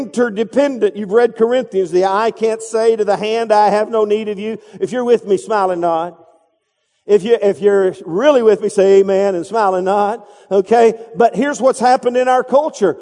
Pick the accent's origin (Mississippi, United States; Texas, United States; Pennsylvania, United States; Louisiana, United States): Texas, United States; I'm from Texas